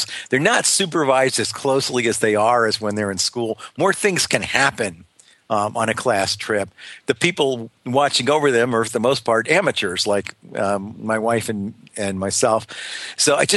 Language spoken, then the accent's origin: English; Northeast, United States; also born or lived in New York / Pennsylvania; now in Miami, United States; I came from the Northeast, I grew up in New York and Pennsylvania